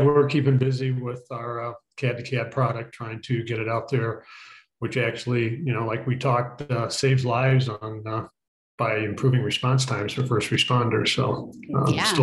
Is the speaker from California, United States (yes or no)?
no; a small city outside of Detroit, Michigan, United States; I grew up in Michigan in a small city outside of Detroit